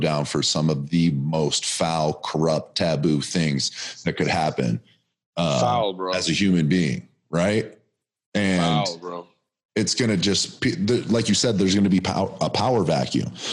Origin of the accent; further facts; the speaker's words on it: Erie, United States; I'm from Erie